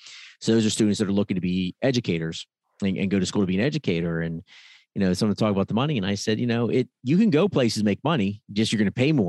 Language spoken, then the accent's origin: English; Pennsylvania, United States; I came from Pennsylvania because where I was, it was very difficult to get a job at that time.